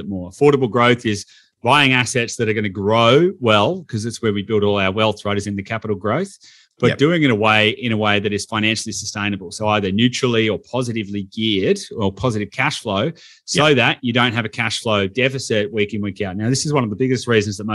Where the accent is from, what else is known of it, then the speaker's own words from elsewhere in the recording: Victoria, Australia; I'm from Victoria